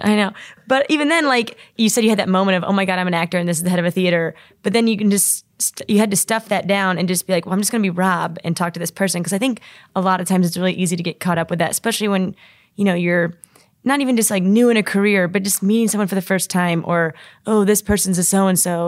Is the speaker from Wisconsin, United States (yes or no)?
no; Indianapolis, Indiana, United States; growing up in Indy